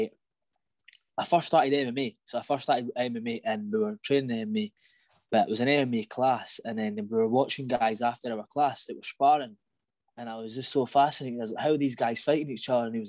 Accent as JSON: {"language": "English", "town": "Falkirk", "region": "Scotland", "country": "United Kingdom", "tie": "born or raised there", "said": "I grew up in Falkirk. I've kind of always lived in the same house in the same place."}